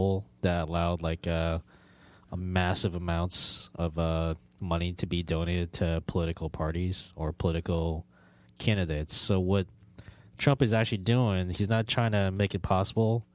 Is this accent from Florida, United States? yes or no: yes; Florida, United States; growing up in the Florida public education school system